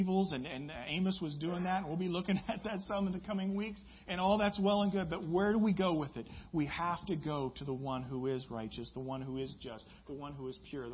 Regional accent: Midwest, United States; I grew up in the Midwest

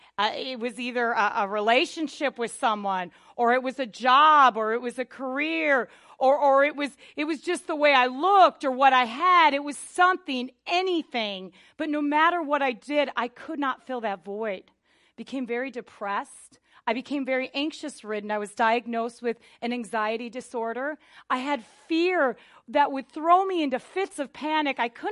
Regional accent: Wisconsin, United States; But I wasn't raised in Southern California. I was raised in Northern Wisconsin. I lived in the country, and we were like the only church in like, 100 miles or something like that.

